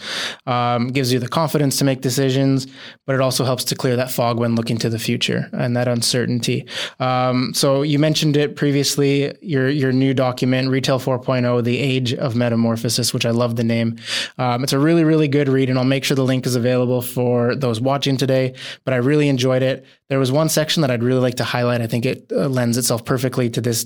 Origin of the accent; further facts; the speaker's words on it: Canada; As a Canadian, I grew up on the ice